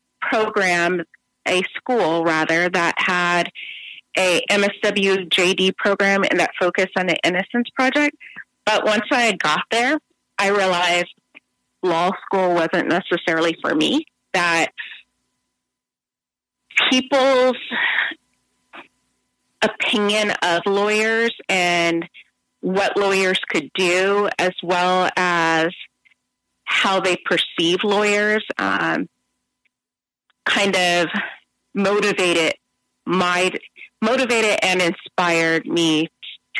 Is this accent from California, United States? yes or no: yes; San Bernardino, California, United States; I am originally from San Bernardino, California. I grew up in a single-parent household, and if you know San Bernardino